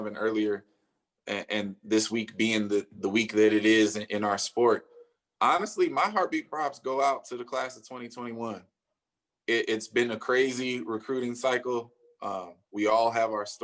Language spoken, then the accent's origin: English; the Bay Area, California, United States; I'm from the Bay